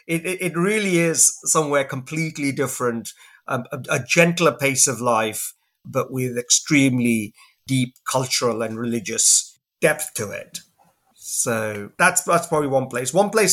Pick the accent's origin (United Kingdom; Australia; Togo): United Kingdom; England; growing up in England, you know, as a sort of, as an immigrant and, you know, trying to balance two different identities